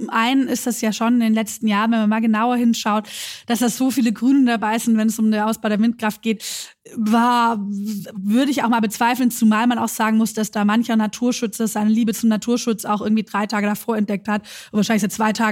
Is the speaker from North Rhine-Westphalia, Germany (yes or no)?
no; Schwäbisch Gmünd, Baden-Württemberg, Germany; ich komme aus einem Wahlkreis, ich komme aus Schwäbisch Gmünd. Ähm, dort gibt es die Mutlanger Friedenshütte.